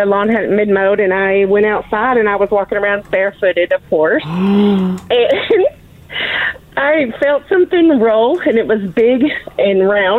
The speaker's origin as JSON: {"language": "English", "region": "the South", "country": "United States", "moved": "yes", "said": "because I'm from the South."}